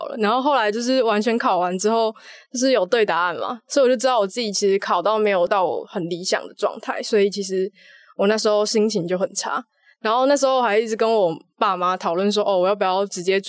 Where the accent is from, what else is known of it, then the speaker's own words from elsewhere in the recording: Kaohsiung, Taiwan; moved away as an adult; now in Taipei, Taiwan; 我是来自高雄女中。